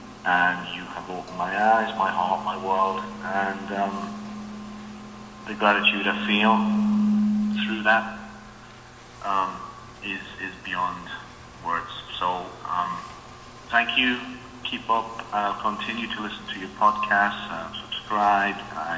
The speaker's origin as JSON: {"language": "English", "region": "England", "country": "United Kingdom", "moved": "yes", "lives_now": "Norway", "said": "I'm calling from Norway. I'm English, of course"}